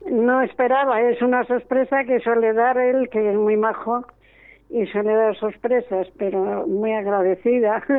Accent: Valladolid, Castile and León, Spain; Estoy aquí en Alicante, soy

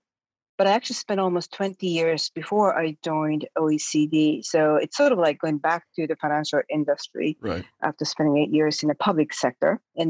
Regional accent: Japan; moved away as an adult; also born or lived in New York, United States; I am from Japan. I'm Japanese. I was born in Japan. I did all my schooling up to college in Japan. Then I went to the US for my graduate studies, and I ended up staying there. I did not come back to Japan for a long time, almost 20 years.

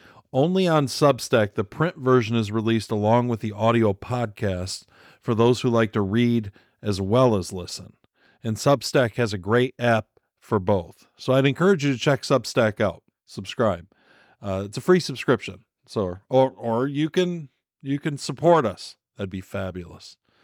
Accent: Michigan, United States; In my home state of Michigan

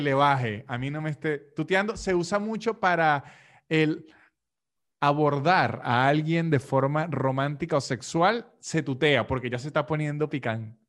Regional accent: Venezuelan Andes, Venezuela; De donde soy yo, que es los Andes venezolanos, y esa parte de Colombia que está pegada a Venezuela, hablamos de usted

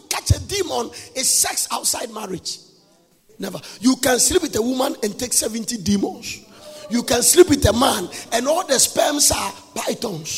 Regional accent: Nigeria; accent: Nigerian English; I'm using a Nigerian English.

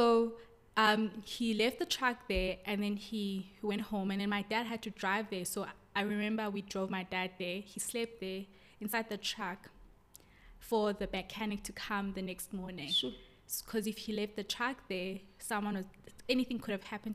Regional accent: KwaMhlanga, Mpumalanga, South Africa; also born or lived in Pretoria; I was born in Pretoria, but I was raised in Kwamhlanga. It's a small township outside Pretoria

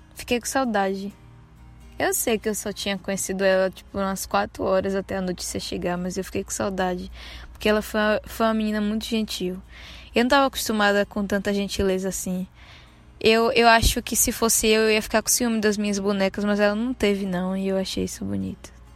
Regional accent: Santo Antônio de Jesus, Bahia, Brazil; now in Salvador, Brazil; Nasci aqui. Mas não cresci aqui. Cresci no interiorzinho daqui de perto. Se chama Santo Antônio de Jesus

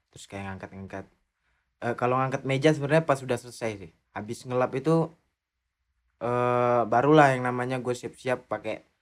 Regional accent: Indonesia; kalau kita kan orang Indo langsung taruh gitu ya.

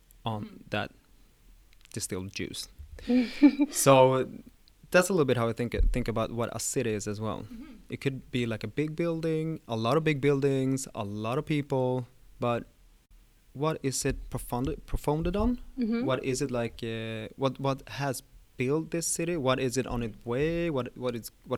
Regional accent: Stockholm, Stockholm County, Sweden; my first years in life, I was moving around the whole Sweden, but yeah, I'm born and raised in Stockholm

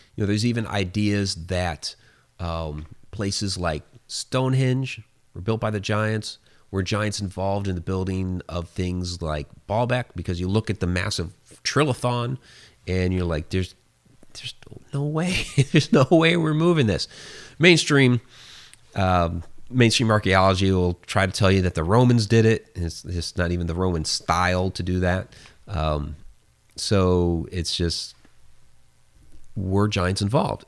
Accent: Ohio, United States; I'm a native of Ohio

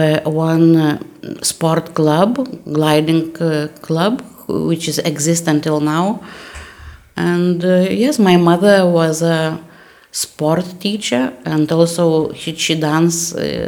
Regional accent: Lithuania; all my family always lived in Lithuania.

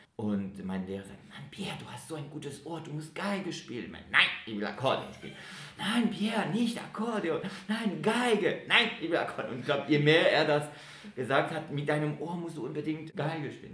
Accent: Geneva, Switzerland; ich komme aus Genf

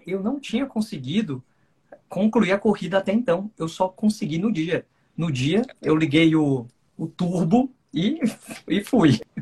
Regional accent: Ceará, Brazil; also born or lived in Distrito Federal; now in Brasília, Brazil; eu, originalmente, né, sou cearense

